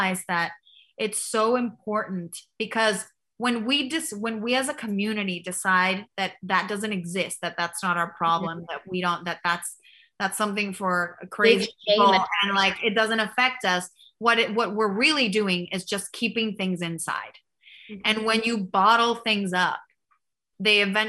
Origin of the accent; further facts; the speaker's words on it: Mexico; I grew up in Mexico